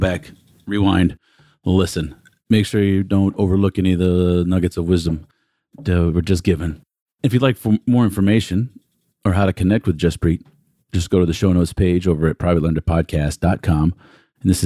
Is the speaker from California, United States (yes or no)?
no; Texas, United States; accent: Texan; now in Katy, United States; I should say Texan more than English